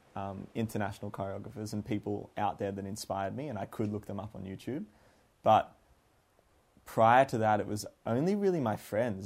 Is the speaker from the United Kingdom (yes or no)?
no; Canberra, Australian Capital Territory, Australia; moved away as an adult; also born or lived in Melbourne; now in Sydney, Australia; I grew up in Canberra